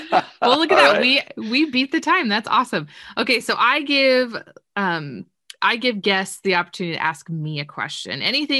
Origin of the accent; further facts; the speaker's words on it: Southern California, United States; moved away as an adult; also born or lived in Missouri / Colorado; now in Nebraska, United States; I'm originally from Southern California.